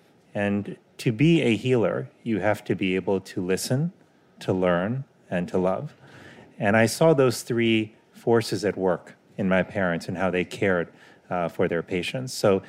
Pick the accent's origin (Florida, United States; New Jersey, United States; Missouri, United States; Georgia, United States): Florida, United States; Miami; What happens is they moved to Miami. So that is where I grew up.